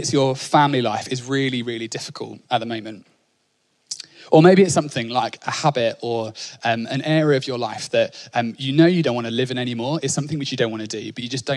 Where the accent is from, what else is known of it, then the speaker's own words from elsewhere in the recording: Norfolk, East of England, United Kingdom; I grew up in Norfolk